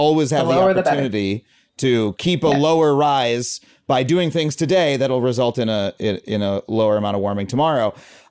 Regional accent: United States; as an American

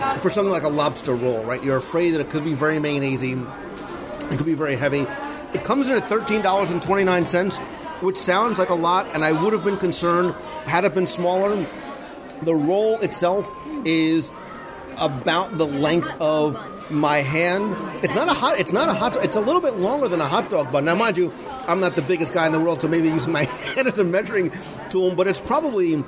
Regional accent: Northeast, United States; moved away; So we come from the Northeast

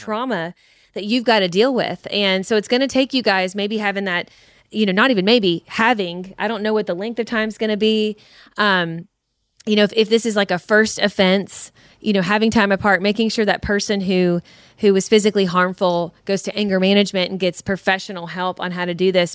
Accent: Kentucky, United States; we're from Kentucky. We say cussing.

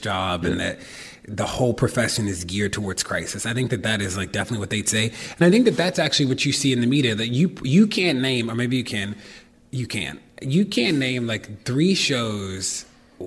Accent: Baltimore, Maryland, United States; I'm from Baltimore

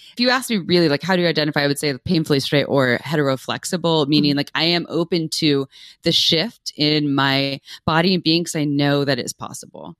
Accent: Santa Cruz, California, United States; I was raised in Santa Cruz, California

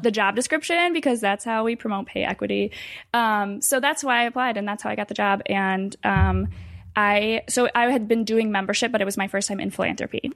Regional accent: Ann Arbor, Michigan, United States; moved away as an adult; now in Washington, D.C., United States; I'm from Michigan originally. I had lived in Ann Arbor my whole life

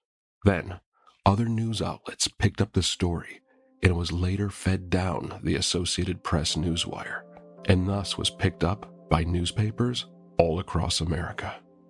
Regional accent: Detroit, Michigan, United States; I'm from Detroit.

